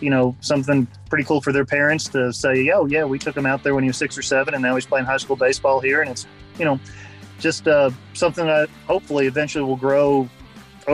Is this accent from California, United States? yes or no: no; Carrollton, Georgia, United States; growing up in Carrollton, it obviously wasn't as big as it is now